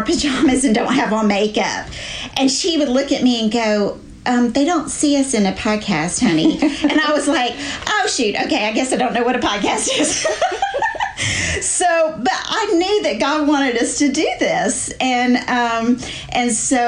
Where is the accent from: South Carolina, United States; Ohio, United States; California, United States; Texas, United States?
South Carolina, United States; Charleston; moved away as an adult; now in North Carolina, United States; I was born and raised in Charleston, South Carolina.